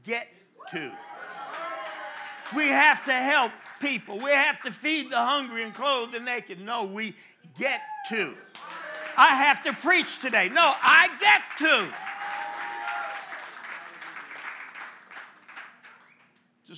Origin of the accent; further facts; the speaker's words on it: New Jersey, United States; I'm from New Jersey